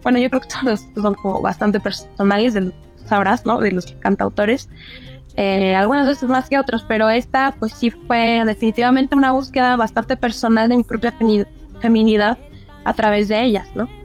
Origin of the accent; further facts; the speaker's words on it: Veracruz, Mexico; also born or lived in Guatemala; ciertos lugares que, que, me conforman, que es Veracruz, que también es Guatemala, yo soy mitad guatemalteca, mi, padre, mira, mi padre es de Guatemala